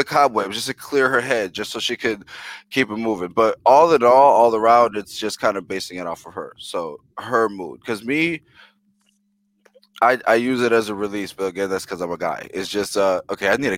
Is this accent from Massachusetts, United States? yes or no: no; New York City, New York, United States; English is a second language; moved away; also born or lived in Milwaukee; I was born in the Boogie Down Bronx. That's where I'm from.